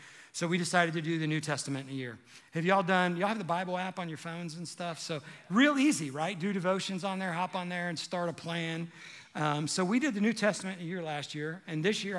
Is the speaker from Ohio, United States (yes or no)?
yes; Cincinnati, Ohio, United States; moved away; I'm from Cincinnati originally